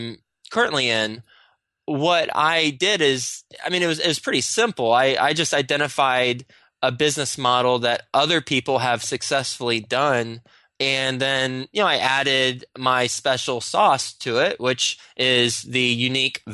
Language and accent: English; Texas, United States; moved away as an adult; now in New York City, United States; I'm from Texas